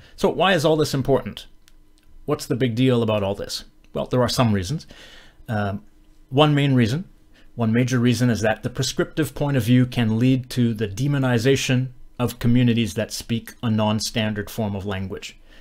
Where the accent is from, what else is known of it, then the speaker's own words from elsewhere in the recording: Western Canada, Canada; where I'm from, I'm from Western Canada